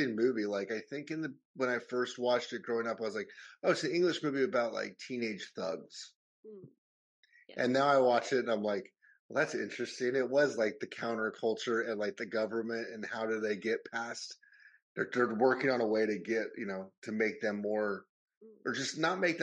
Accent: United States; moved away as an adult; now in London, United Kingdom; growing up in America

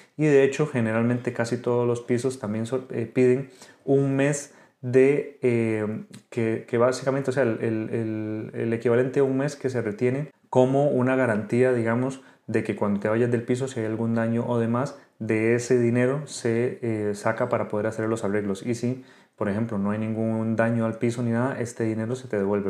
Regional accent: Costa Rica; moved away as an adult; now in Spain; soy médico de Costa Rica, actualmente residente en España

